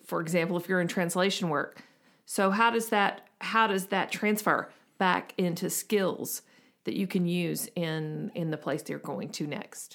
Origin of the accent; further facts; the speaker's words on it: the South, United States; we're from the South